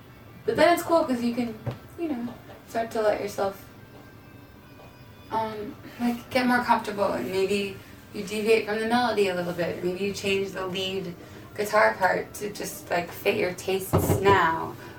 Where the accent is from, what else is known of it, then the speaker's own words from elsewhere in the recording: Chicago, Illinois, United States; We're from Chicago. And he's like, you know, a a hero from where we grew up.